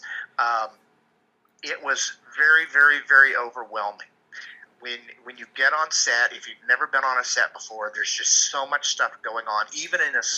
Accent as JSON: {"language": "English", "region": "Kansas", "country": "United States", "moved": "yes", "said": "I was originally from Kansas"}